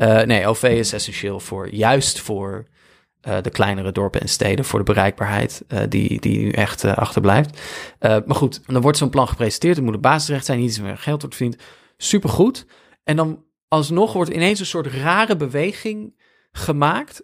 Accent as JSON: {"language": "Dutch", "area": "Veluwe", "region": "Gelderland", "country": "Netherlands", "said": "kom ik dus uit Veluwe"}